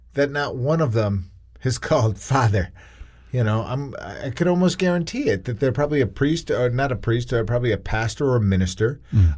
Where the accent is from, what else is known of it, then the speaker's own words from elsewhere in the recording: New York, United States; a kid growing up in New York